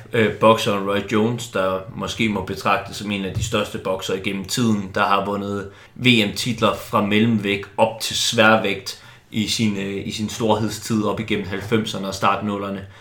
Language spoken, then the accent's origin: Danish; Silkeborg, Central Denmark Region, Denmark; moved away; also born or lived in Copenhagen, Denmark; Jeg kom jo som barn på Silkeborg Stadion og gik op i det